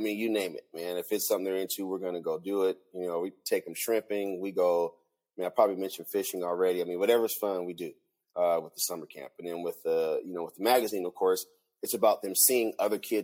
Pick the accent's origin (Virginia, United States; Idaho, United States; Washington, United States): Washington, United States; Seattle; I'm originally from Seattle